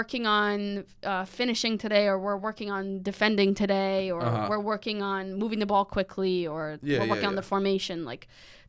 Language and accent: English; Massachusetts, United States; Well, I would say I'm from Massachusetts, but then I would say Western Mass.